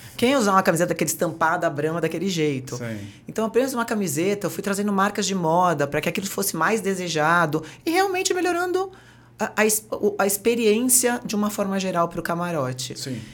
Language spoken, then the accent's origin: Portuguese; Santos, São Paulo, Brazil; moved away as an adult; now in São Paulo, Brazil; Sou Santista Caissara de Santos.